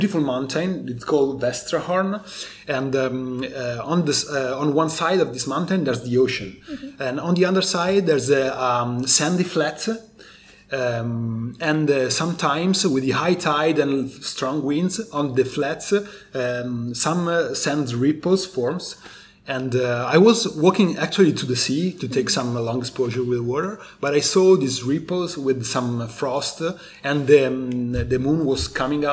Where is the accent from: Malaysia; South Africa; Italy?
Italy; the Alps, northern Italy; I was born in the Alps in Italy, and I know my territory, my Alps